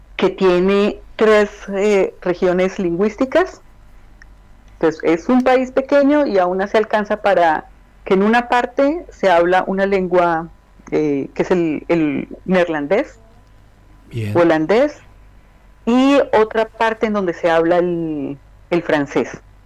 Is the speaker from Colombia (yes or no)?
yes; Colombia; moved away as an adult; also born or lived in Medellín, Colombia / Bogotá, Colombia; now in Belgium